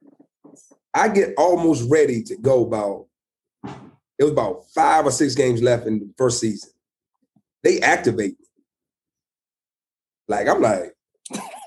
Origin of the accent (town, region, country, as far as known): Lynchburg, Virginia, United States; born or raised there